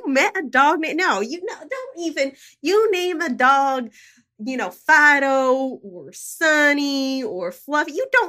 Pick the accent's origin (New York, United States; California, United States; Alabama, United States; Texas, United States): Alabama, United States; Snake's Neck; moved away as an adult; now in Annapolis, United States; Well, I am originally from Snake's Neck, Alabama. And it's a small town, you know, but real lovely. And I was born and raised there, but I have lived in Annapolis, Maryland for the last 15 years